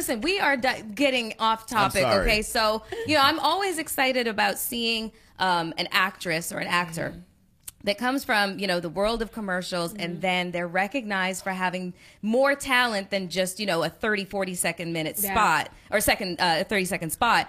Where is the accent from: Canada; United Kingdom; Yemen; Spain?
Canada; I'm not only half black, half white. I'm also Canadian